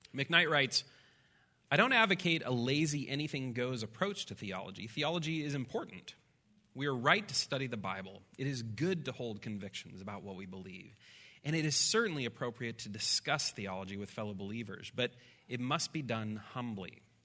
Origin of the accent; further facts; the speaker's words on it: Midwest, United States; I'm a Midwesterner